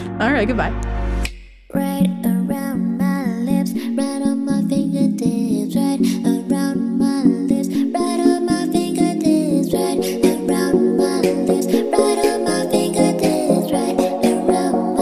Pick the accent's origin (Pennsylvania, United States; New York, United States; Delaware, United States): Pennsylvania, United States; Kingston; moved away as an adult; also born or lived in New Jersey; I am from Northeast PA